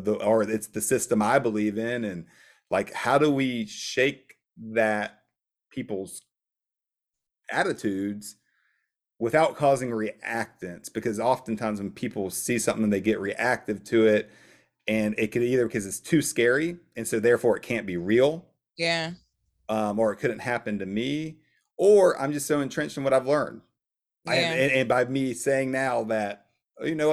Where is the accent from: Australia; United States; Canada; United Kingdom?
United States; Columbia, South Carolina; I'm from South Carolina, Columbia